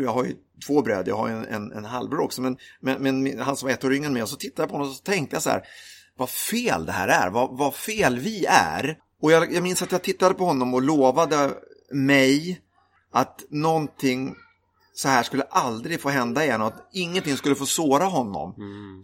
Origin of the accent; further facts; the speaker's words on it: Lidingö, Stockholm County, Sweden; Jag är uppvuxen, eh, på Lidingö utanför Stockholm.